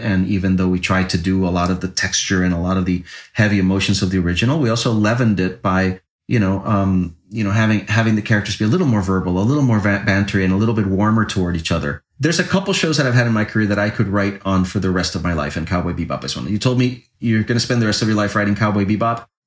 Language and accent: English; Puerto Rico; when I was a kid growing up in Puerto Rico